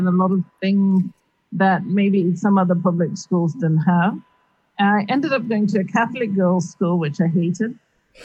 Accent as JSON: {"language": "English", "region": "Nairobi", "country": "Kenya", "tie": "born or raised there", "moved": "as an adult", "lives_now": "Davis, United States", "said": "I grew up in Nairobi"}